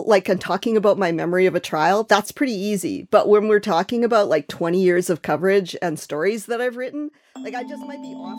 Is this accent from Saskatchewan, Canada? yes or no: yes; Regina, Saskatchewan, Canada; I grew up in Regina